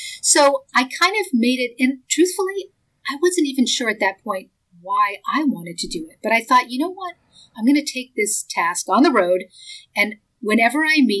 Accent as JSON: {"language": "English", "town": "Boston", "region": "Massachusetts", "country": "United States", "tie": "born or raised there", "moved": "yes", "lives_now": "Los Angeles, United States", "said": "I grew up outside of Boston. I've lived a lot of different places, both in the United States and overseas, but my initial upbringing was in Boston. I was a public school kid"}